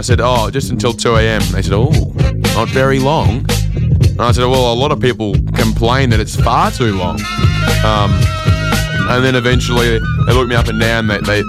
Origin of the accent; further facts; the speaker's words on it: Adelaide, South Australia, Australia; I mean, I just had that gut feeling because I'm from Adelaide.